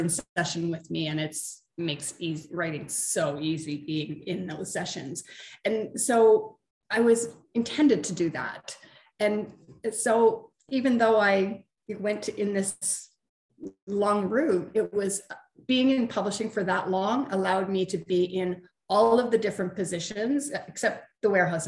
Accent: Canada; I'm from Canada

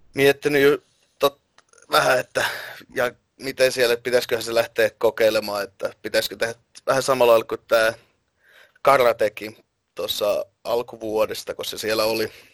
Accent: Finland; olen Suomesta

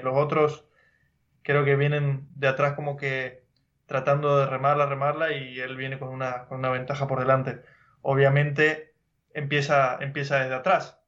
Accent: Argentina; now in California, United States; Nosotros somos argentinos

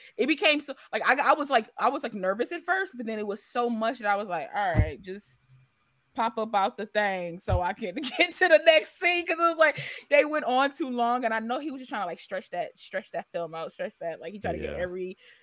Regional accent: Michigan, United States; I'm from Michigan too

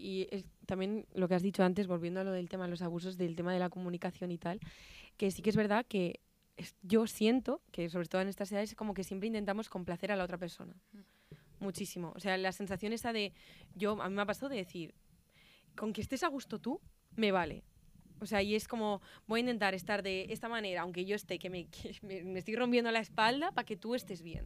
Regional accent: Pamplona, Navarre, Spain; moved away; yo yo soy de Pamplona

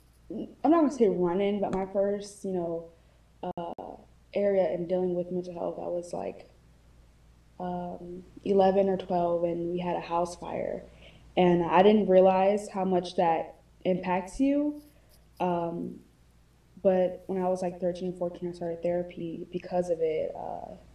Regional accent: Georgia, United States; I'm from Georgia.

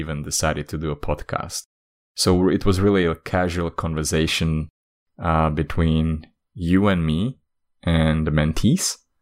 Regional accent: Slovakia; I'm from Slovakia, and in Slovakia

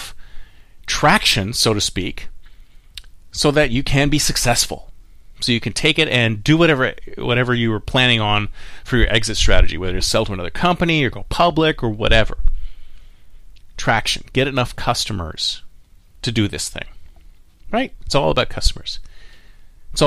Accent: Toronto, Ontario, Canada; now in Silicon Valley, United States; here in my hometown of Toronto

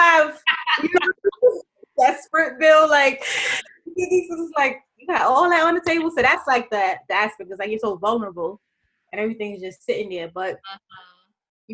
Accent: New York City, New York, United States; I'm from Brooklyn, New York

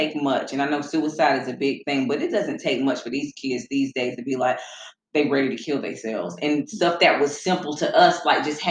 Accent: Charlotte, North Carolina, United States; born and raised in Charlotte

